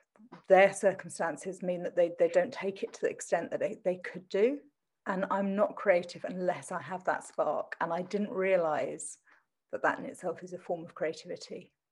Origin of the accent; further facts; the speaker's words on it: Southend-on-Sea, East of England, United Kingdom; accent: Essex; So I'm from Essex. I'm from Southend in Essex. But somebody told me that unless I dropped my Essex accent, nothing would come of me.